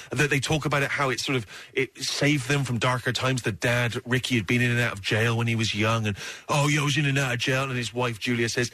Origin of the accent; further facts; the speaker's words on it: Bristol, South West England, United Kingdom; my hometown in Bristol in England